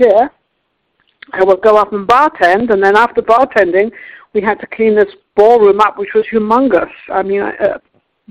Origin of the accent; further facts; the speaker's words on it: England, United Kingdom; now in United States; I'm an American now. I became American citizen some years ago, but I am British, English actually.